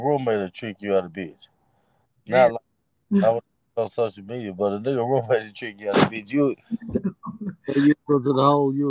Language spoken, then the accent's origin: English; Atlanta, Georgia, United States; I'm from Atlanta.